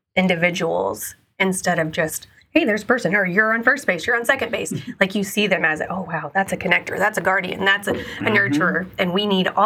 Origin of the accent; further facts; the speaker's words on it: Evansville, Indiana, United States; I was born and raised in Evansville, Indiana, and went to Harrison High School as well.